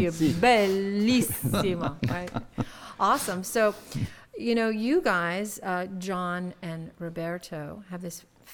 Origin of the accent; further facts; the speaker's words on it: Bakersfield, California, United States; moved away; I'm from Bakersfield, California